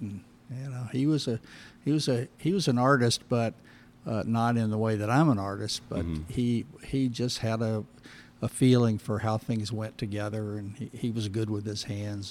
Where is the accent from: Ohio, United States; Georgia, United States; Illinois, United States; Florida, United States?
Florida, United States; St. Augustine; I grew up in St. Augustine, Florida.